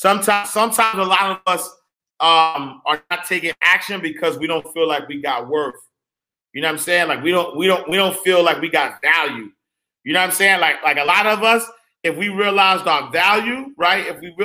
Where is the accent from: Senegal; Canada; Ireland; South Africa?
Senegal; By the way, I'm originally from Senegal. Fat shout, Senegal in the building.